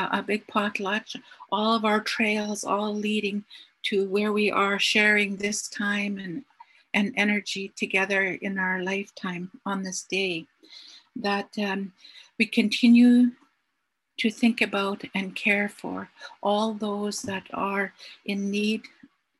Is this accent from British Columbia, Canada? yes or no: yes; Haida Nation, British Columbia, Canada; I'm from the Haida Nation